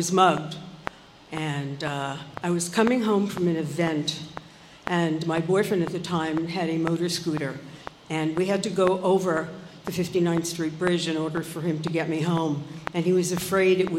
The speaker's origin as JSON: {"language": "English", "town": "New York City", "region": "New York", "country": "United States", "tie": "born or raised there", "also_born_or_lived": "Brooklyn / Forest Hills, Queens", "said": "We moved from Brooklyn to Forest Hills"}